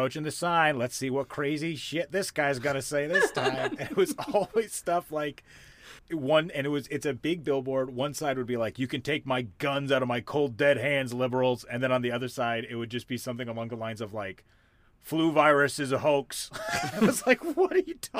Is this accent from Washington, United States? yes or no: yes; Issaquah, Washington, United States; now in New York, United States; I'm from Issaquah, 20 miles outside of Seattle.